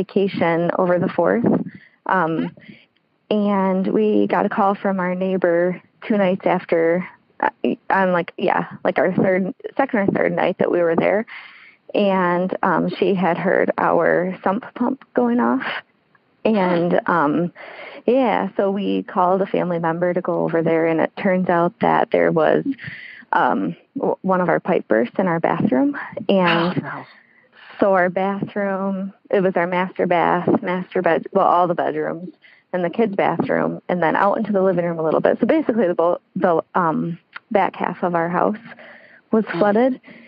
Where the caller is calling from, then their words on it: Michigan, United States; I'm calling from Michigan